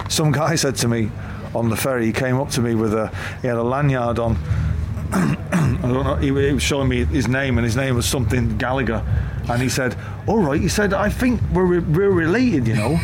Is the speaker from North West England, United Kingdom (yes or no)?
yes; Manchester, North West England, United Kingdom; I'm from Manchester